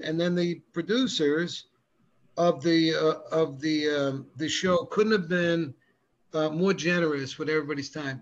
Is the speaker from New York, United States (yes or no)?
yes; Rockland County, New York, United States; I lived outside New York City, just half an hour outside the city in Rockland County